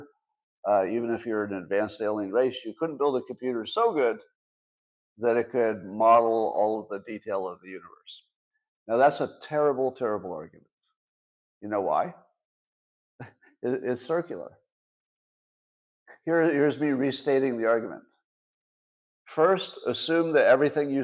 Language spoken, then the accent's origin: English; United States; I, as an American